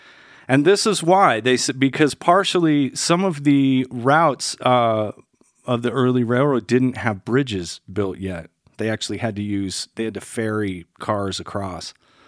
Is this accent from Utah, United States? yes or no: yes; Salt Lake City, Utah, United States; growing up in Salt Lake, they taught you what?